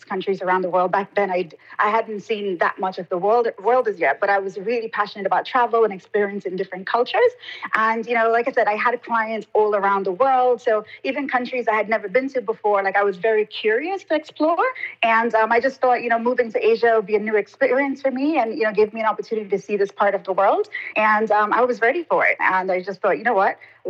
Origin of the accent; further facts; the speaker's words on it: New York City, New York, United States; moved away as an adult; also born or lived in Saint Vincent and the Grenadines / London; now in Hong Kong; So I am from the Caribbean islands of St. Vincent and the Grenadines, but was raised in Brooklyn, New York, and I've been an expat living in Hong Kong for the last 10 years